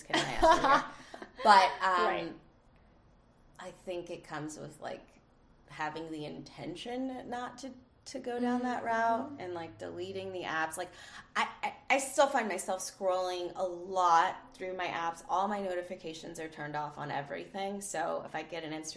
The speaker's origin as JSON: {"language": "English", "region": "Indiana", "country": "United States", "said": "I'm from Indiana"}